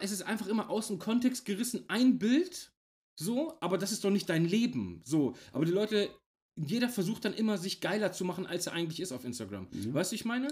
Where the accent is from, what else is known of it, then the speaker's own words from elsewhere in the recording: Germany; hier bei uns in Deutschland